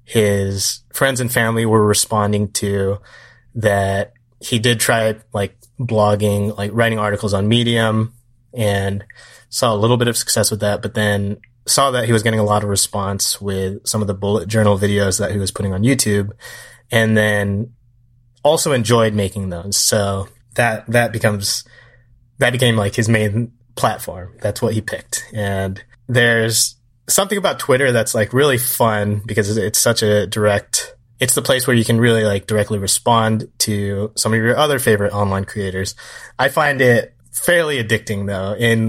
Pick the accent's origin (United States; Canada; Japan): Japan; Atsugi, Kanagawa; So this was like a once in a while thing where we grew up in Atsugi.